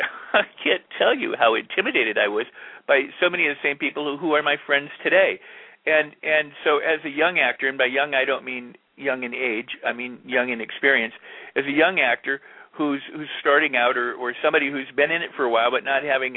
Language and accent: English; Hollywood, California, United States; Because when I grew up in Hollywood, we thought casting directors were the enemy.